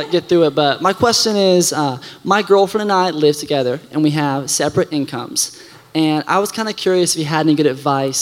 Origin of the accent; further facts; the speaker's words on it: Orlando, Florida, United States; moved away as an adult; now in Tennessee, United States; I'm from Orlando, Florida, but I just moved to Tennessee a month ago